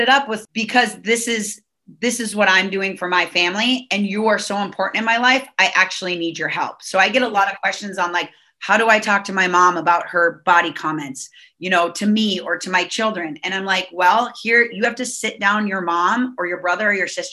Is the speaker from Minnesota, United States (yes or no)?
yes; Minnesota, United States; now in Southern California, United States; I'm from Minnesota